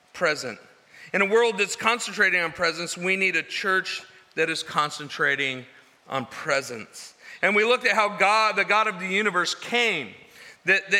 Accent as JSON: {"language": "English", "region": "California", "country": "United States", "said": "we're from California."}